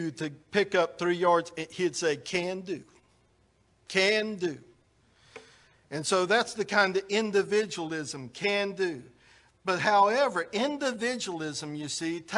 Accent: United States; we're Americans

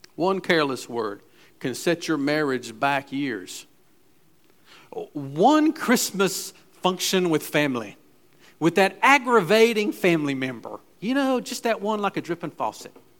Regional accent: Gastonia, North Carolina, United States; I was raised in West Gastonia, so we went to Southwest and Hunter Huss.

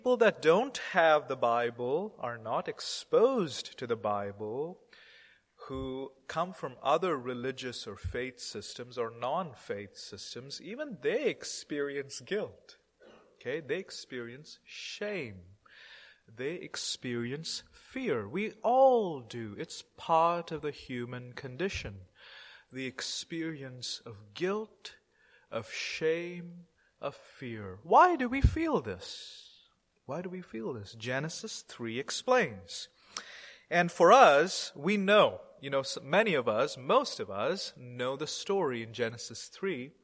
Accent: India; I'm an Indian Christian

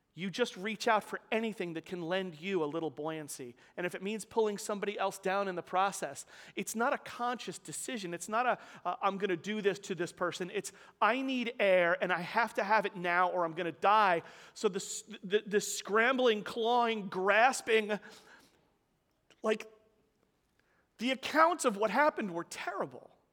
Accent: New York City, New York, United States; I grew up in Staten Island with a nice, lovely little, you know, working class, like, middle class house

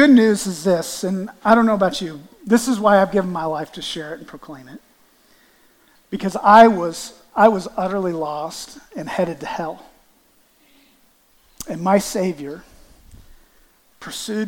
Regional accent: Canton, Ohio, United States; I'm from Canton, Ohio

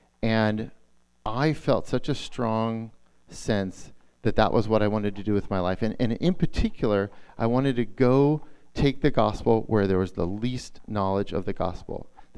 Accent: San Diego, California, United States; moved away as an adult; also born or lived in Portland; I grew up in San Diego. We're living back there now again.

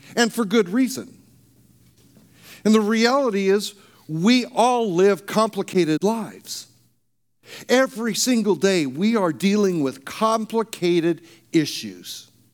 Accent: Arizona, United States; moved away; also born or lived in California; I grew up in Arizona

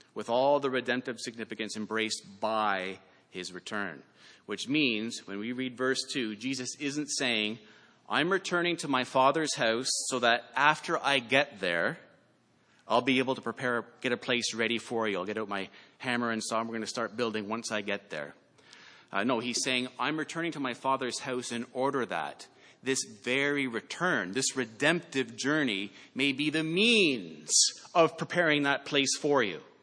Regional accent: Canada; I'm Canadian

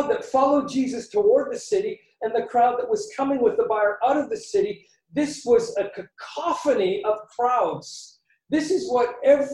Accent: Canada; moved away; I grew up in Canada

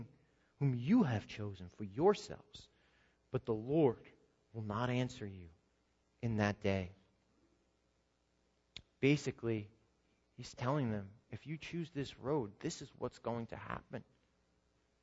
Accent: New Jersey, United States; I'm born and raised in New Jersey.

